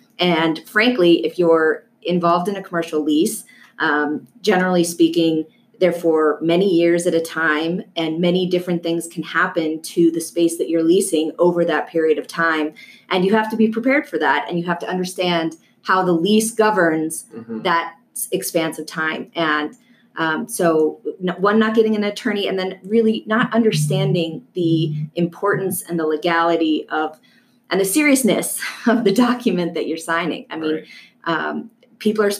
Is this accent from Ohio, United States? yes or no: no; Colorado, United States; also born or lived in California; I came back to my home state of Colorado.